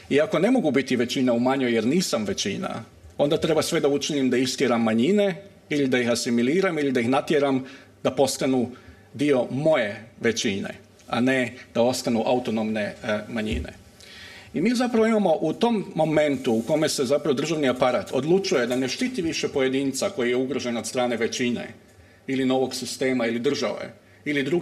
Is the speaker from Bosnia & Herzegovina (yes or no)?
no; Croatia; iako dolazim iz Hrvatske